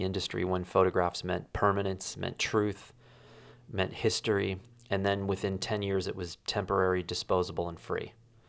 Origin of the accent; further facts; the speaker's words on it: Wyoming, United States; I found out that the place that I grew up in Wyoming was just subdivided.